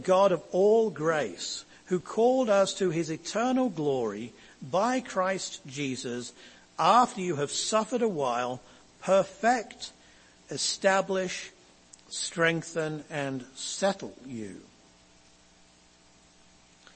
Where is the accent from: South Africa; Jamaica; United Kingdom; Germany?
United Kingdom; England; As an Englishman